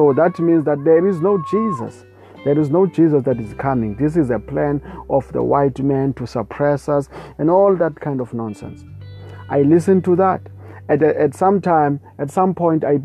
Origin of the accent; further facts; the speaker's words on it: South Africa; I come from South Africa, and we have a lot of traditionalists here, people who don't worship God, but worship the spirit of ancestors, whatever it is, praise God. So I also grew up in the same kind of environment